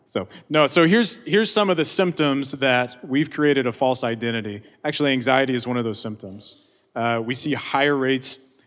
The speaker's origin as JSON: {"language": "English", "region": "Oklahoma", "country": "United States", "tie": "born or raised there", "said": "I grew up in Oklahoma."}